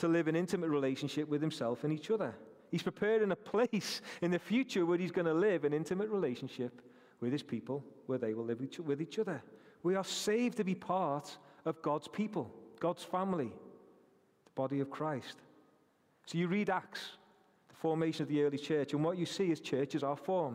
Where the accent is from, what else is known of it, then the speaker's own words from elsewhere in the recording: Rainhill, North West England, United Kingdom; I'm from Rainhill